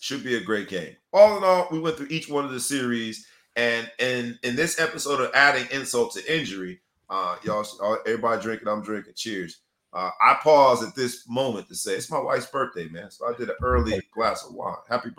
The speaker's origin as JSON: {"language": "English", "town": "Fort Lauderdale", "region": "Florida", "country": "United States", "said": "I'm from the Northwest section of Fort Lauderdale, baby."}